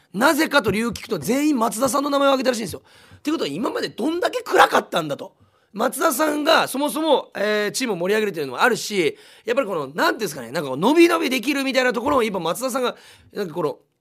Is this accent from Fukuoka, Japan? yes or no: yes; Munakata, Fukuoka, Japan; born or raised there